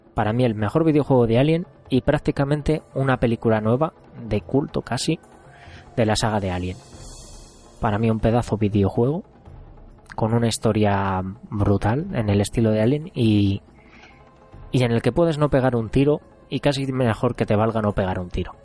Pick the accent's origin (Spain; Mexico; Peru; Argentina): Spain; Zamora, Castile and León; Yo soy de Zamora y en Zamora básicamente teníamos dos sitios en el que jugar a máquinas recreativas